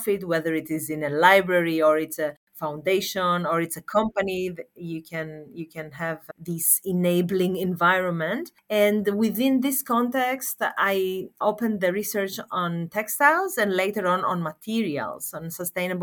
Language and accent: English; Thessaloniki, Central Macedonia, Greece; I am a Greek architect and I grew up in Thessaloniki in Greece